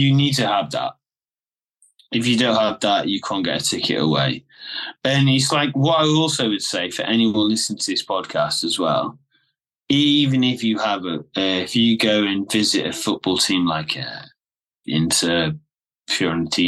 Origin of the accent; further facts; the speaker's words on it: England, United Kingdom; I'm an English guy. So I'm fluent in Italian